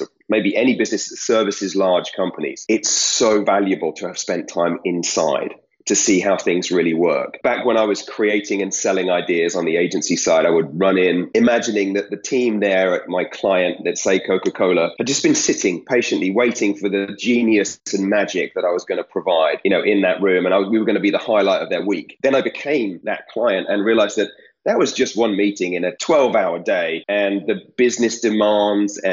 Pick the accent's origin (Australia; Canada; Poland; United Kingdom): United Kingdom; now in United States; I'm British. So the tea is what I grew up